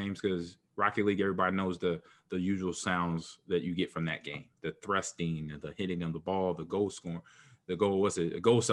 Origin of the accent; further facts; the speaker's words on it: Los Angeles, California, United States; moved away; also born or lived in Midwest / Houston / Seattle; even though I'm a Midwest kid, I grew up in Los Angeles.